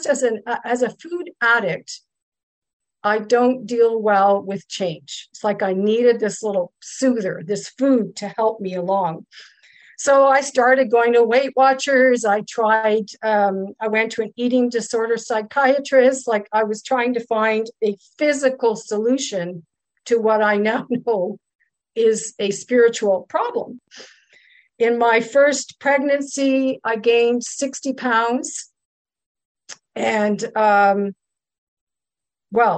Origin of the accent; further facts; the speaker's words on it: Ottawa, Ontario, Canada; also born or lived in Kingston, Ontario / Germany; I'm from Ottawa, Ontario, Canada